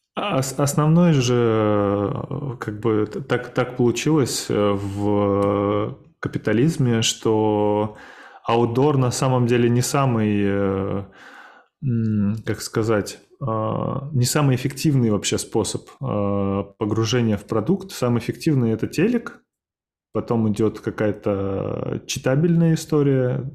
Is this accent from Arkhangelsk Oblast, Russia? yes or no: no; Samara, Samara Oblast, Russia; я сам родился в Самаре